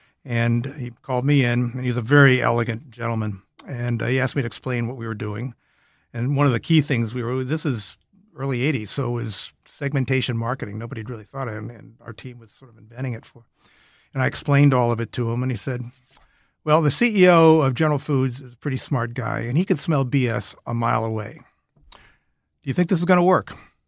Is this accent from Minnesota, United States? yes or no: yes; Minnesota, United States; moved away; I was from Minnesota.